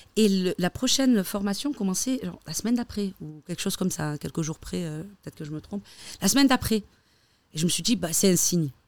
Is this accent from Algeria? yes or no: yes; Algeria; now in Switzerland; je suis algérienne